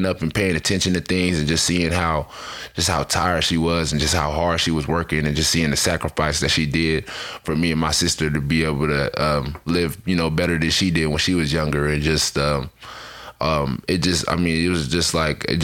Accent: Fresno, California, United States; moved away; Growing up in Fresno

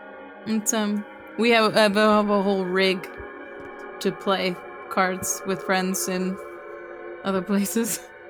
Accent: Midwest, United States; I did try, but my mom's Canadian and I'm from the Midwest, so it doesn't come naturally.

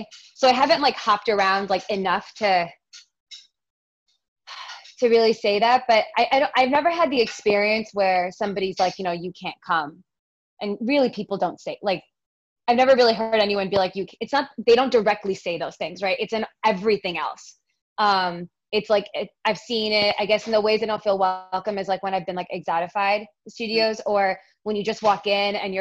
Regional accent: New York, United States; I was born and raised in New York, even, you know, in an Indian family

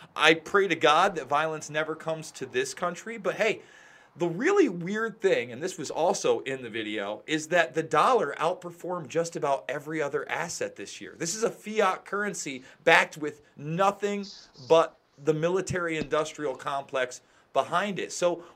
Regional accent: Otsego County, upstate New York, United States; I live in Otsego County. I'm an upstate New Yorker.

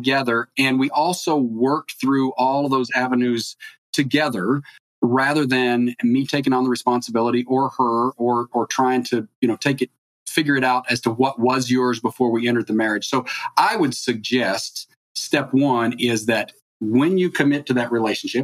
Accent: East Coast, United States; now in California, United States; I grew up on the East Coast

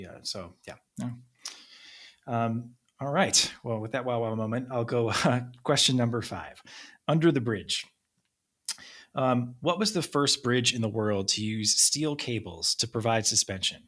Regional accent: Philadelphia suburbs, Pennsylvania, United States; I grew up in the Philly suburbs

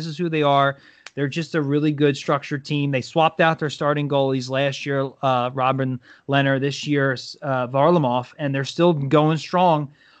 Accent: United States; I'm so American sometimes.

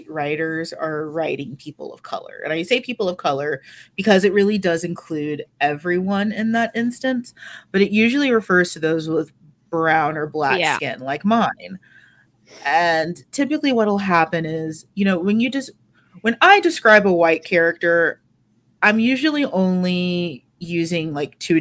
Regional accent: United States; as a dumb American

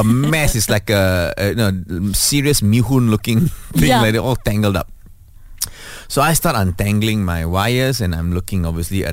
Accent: Malaysia

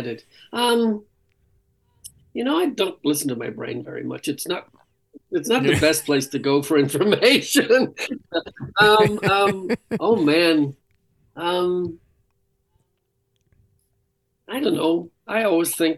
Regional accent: Ireland; I'm Irish.

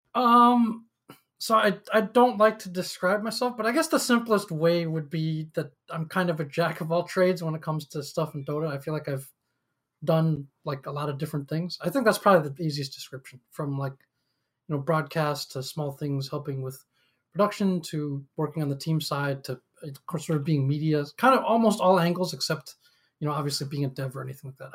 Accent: upstate New York, United States; also born or lived in Shanghai, China; I grew up in upstate New York

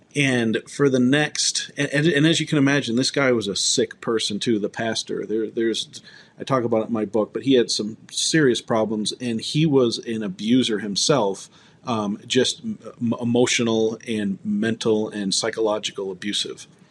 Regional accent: Ann Arbor, Michigan, United States; moved away as an adult; now in Colorado, United States; I moved from Ann Arbor, Michigan, to Colorado, where I live now.

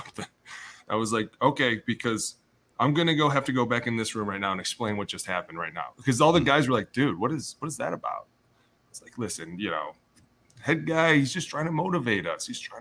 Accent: Ohio, United States; I'm from Ohio

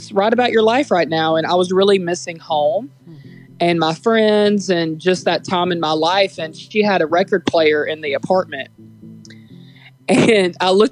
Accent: Springville, Alabama, United States; also born or lived in Florence, Alabama; I grew up in Springville, Alabama

